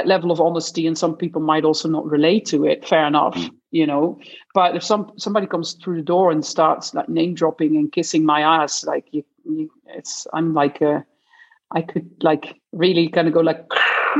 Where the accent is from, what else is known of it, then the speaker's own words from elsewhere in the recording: Netherlands; moved away; I'm from Holland. So I was in the Netherlands